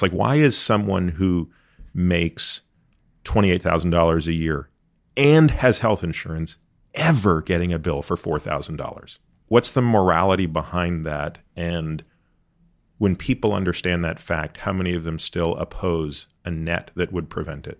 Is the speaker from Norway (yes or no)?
no; Canada; now in United States; I grew up in Canada